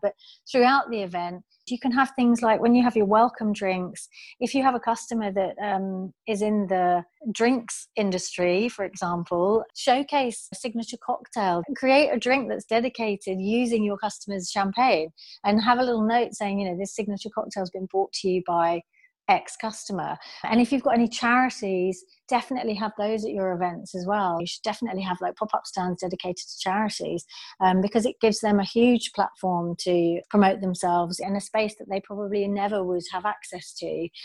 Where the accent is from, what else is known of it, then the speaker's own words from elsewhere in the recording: United Kingdom; also born or lived in Australia; I'm British